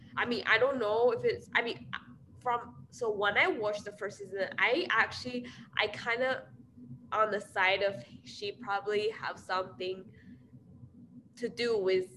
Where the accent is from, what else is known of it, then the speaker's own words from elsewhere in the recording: China; now in Iowa, United States; I'm from China